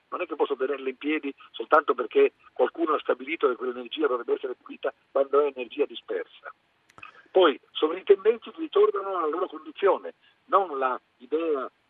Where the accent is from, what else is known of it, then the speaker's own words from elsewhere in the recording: Italy; Sono uno dei pochi italiani che si è occupato di cultura sarta